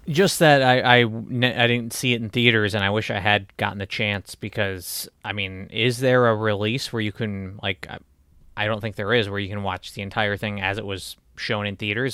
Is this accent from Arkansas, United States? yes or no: no; Michigan, United States; my home state